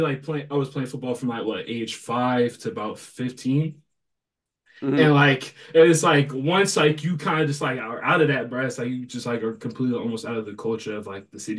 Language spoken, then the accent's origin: English; Canton, Ohio, United States; I'm from Canton, Ohio, bro.